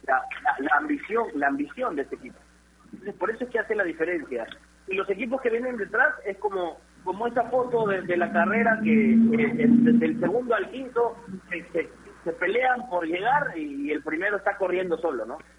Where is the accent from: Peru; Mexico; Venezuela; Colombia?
Peru; como peruanos